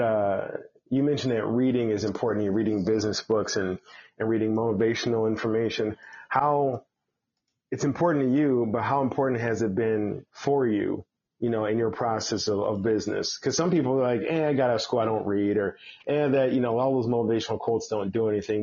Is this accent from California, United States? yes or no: no; Chicago, Illinois, United States; I'm a Chicago guy